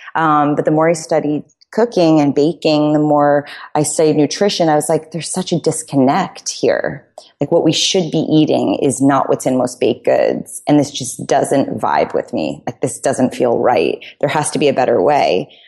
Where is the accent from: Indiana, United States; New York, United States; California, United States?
New York, United States; New York City; But I grew up in New York City.